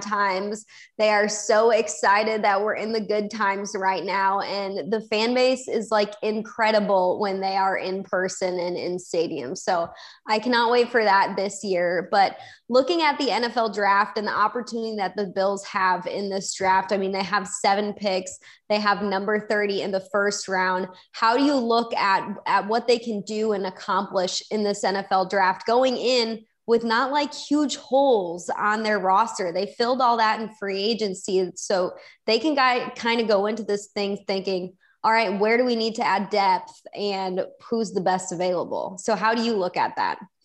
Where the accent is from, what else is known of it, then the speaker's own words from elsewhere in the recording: Chicago, Illinois, United States; I grew up in Chicago and was born and raised to be a Chicago Bears fan